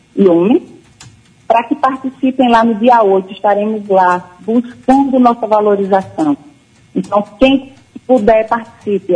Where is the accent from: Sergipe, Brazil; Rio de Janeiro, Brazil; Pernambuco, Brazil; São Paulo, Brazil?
Sergipe, Brazil; eu não estou em Sergipe. Mas é minha terra querida